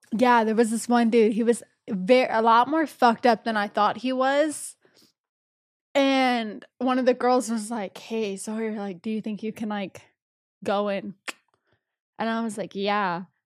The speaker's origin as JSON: {"language": "English", "region": "Texas", "country": "United States", "tie": "born or raised there", "moved": "yes", "said": "I was back in my hometown in Texas"}